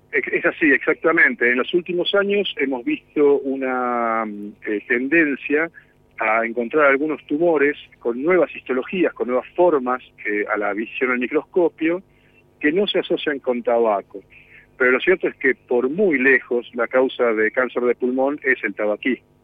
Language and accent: Spanish; Bariloche, Río Negro, Argentina; yo soy de Bariloche